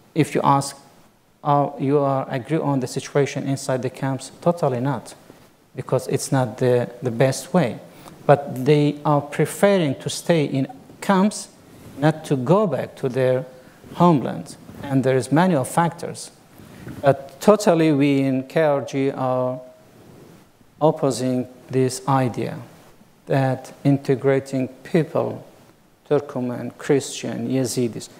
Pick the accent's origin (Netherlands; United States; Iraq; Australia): Iraq; Barzan, Kurdistan Region; In my small village in Barzan, there were mosque, church, and knest.